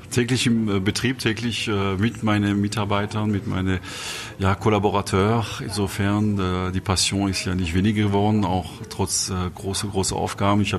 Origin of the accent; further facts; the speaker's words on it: Grand Est, France; now in Munich, Germany; ein bisschen meine Heimat gepaart äh, mit meiner zweiten Heimat München, also Elsass trifft Bayern auf einem hohen Niveau